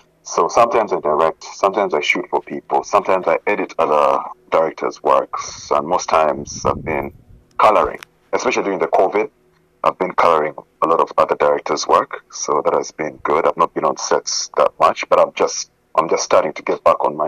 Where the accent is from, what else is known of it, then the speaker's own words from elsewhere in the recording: Kampala, Uganda; also born or lived in Glasgow, Scotland; now in Canada; Originally born in Uganda, Kampala. Those are my roots. That's my culture.